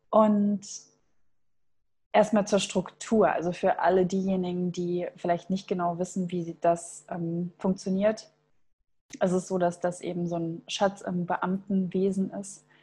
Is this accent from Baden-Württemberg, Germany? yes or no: no; Thuringia, Germany; now in Hamburg, Germany; Und zwar komme ich ja ursprünglich aus Thüringen und meine Eltern sind tatsächlich beide auch Lehrer